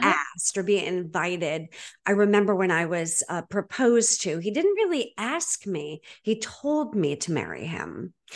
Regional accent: Boston, Massachusetts, United States; I'm from Boston

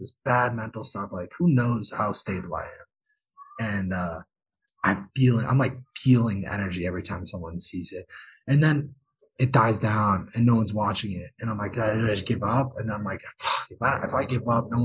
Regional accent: United States; I'm American

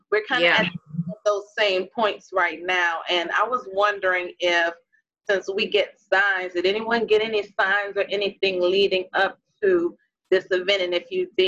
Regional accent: New Orleans, Louisiana, United States; now in Atlanta, United States; we are actually all from New Orleans. We are really biological sisters.

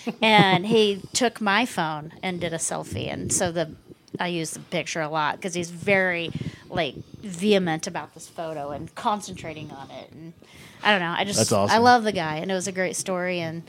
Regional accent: Springfield, Missouri, United States; I said, from Missouri. St. Louis? No. And he goes, Kansas City? No. I said, the third largest city. He goes, Springfield.

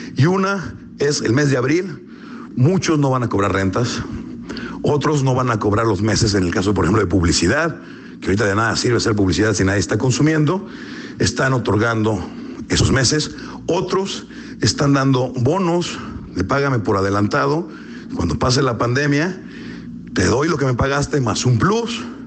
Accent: Mexico; como mexicanos

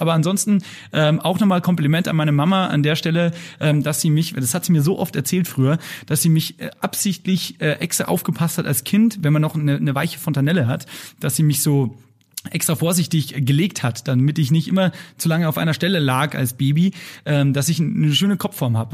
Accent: Lower Bavaria, Germany; ich bin ja Niederbayer

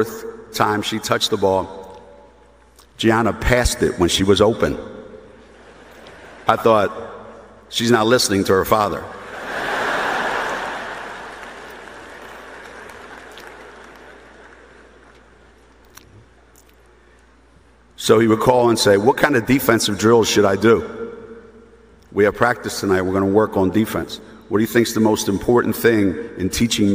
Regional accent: Philadelphia, Pennsylvania, United States; moved away; also born or lived in Storrs, Connecticut; I was born in Philadelphia, went to Philly

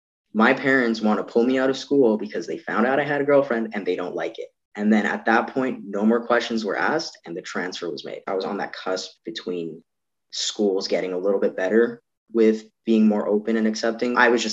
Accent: Toronto, Ontario, Canada; born there; also born or lived in Yukon; now in Edmonton, Canada; I'm …, a 21-year-old trans guy in Edmonton. I was born in Toronto. We lived there for a bit, went up to the Yukon for a bit.

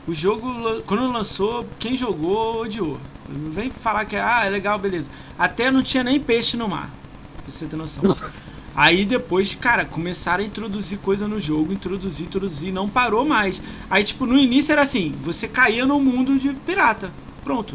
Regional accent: Rio de Janeiro, Brazil; also born or lived in São Paulo; eu sou do Rio

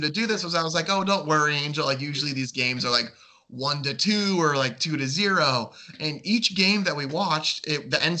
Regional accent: Chicago, Illinois, United States; born or raised there

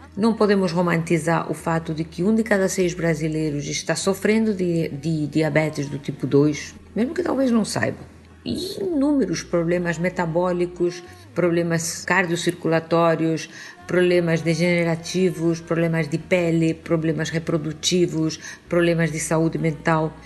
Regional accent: Spain; Portuguese is a second language; moved away as an adult; now in Rio de Janeiro, Brazil; apesar de eu ser espanhola, vocês saberão desculpar esse meu sotaque

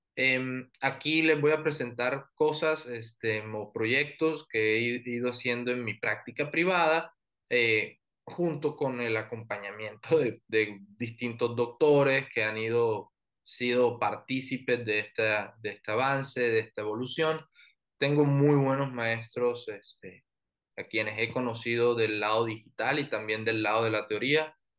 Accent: Barranquilla, Atlántico, Colombia; moved away as an adult; now in Mexicali, Mexico; Soy de Colombia, soy del norte, que es de eh, Barranquilla

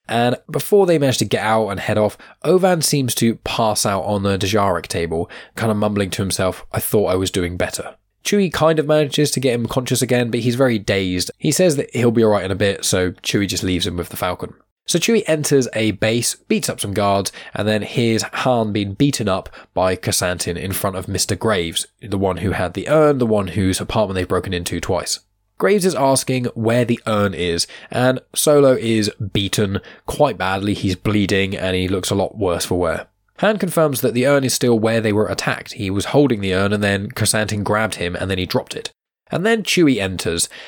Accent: Southampton, South East England, United Kingdom; my hometown where I'm living right now. I say hometown, it's a city called Southampton.

